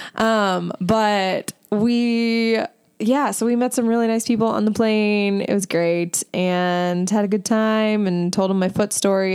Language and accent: English; Midwest, United States; We are all from the Midwest